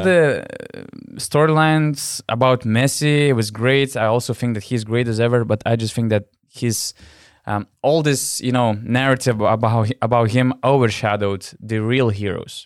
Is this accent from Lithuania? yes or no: yes; Panevėžys, Panevėžys County, Lithuania; now in Vilnius, Lithuania; I'm living in, in Vilnius, my hometown is Panevėžys